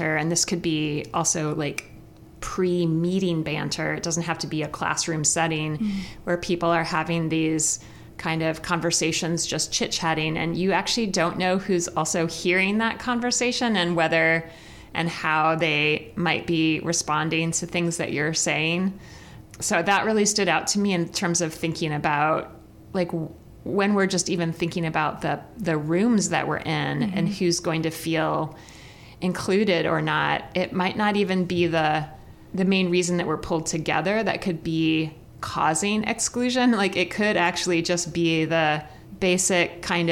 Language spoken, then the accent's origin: English; Midwest, United States; also born or lived in New York; as a Midwesterner who did not grow up needing public transportation